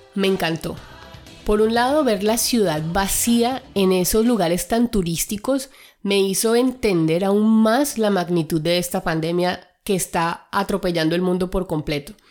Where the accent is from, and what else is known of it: Colombia